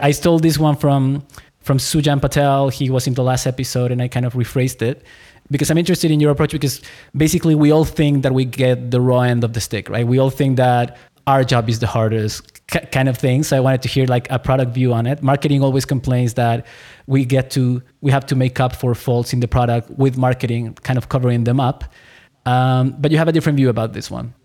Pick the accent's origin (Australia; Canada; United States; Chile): Chile; I was born in Chile.